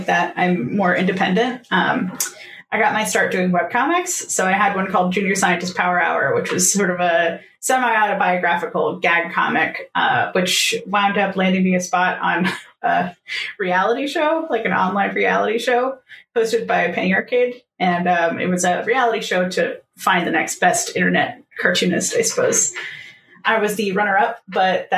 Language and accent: English; North Carolina, United States; moved away; also born or lived in Boston; I am originally from North Carolina, and I wound up, after several other moves, in Boston